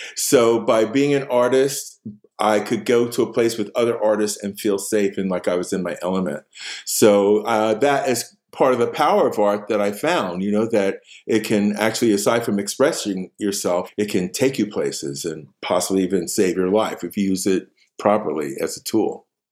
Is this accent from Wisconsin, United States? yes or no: no; New York City, New York, United States; moved away as an adult; also born or lived in Queens / Stockbridge; I was born in Harlem